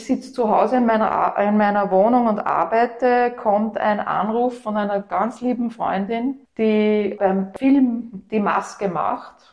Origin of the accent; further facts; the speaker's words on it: Upper Austria, Austria; now in Vienna, Austria; Und als Wienerin, also Oberösterreicherin, die zugewandert ist, interessiert man sich natürlich speziell für seine Stadt, Historie auch.